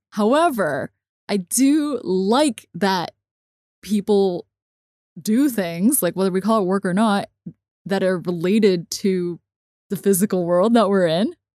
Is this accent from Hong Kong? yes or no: yes; Hong Kong; I grew up in Hong Kong watching subtitled everything